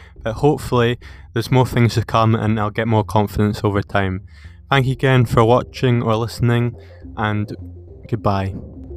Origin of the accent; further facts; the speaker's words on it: Peebles, Scotland, United Kingdom; I've played since I was six for my hometown Peebles